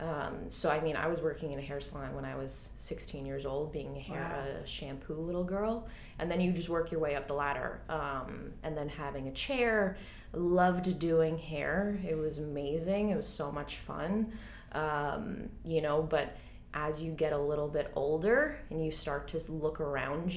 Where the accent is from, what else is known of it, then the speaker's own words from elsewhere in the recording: Long Island, New York, United States; accent: Long Island; moved away as an adult; now in Queens, New York City, United States; I grew up out on Long Island.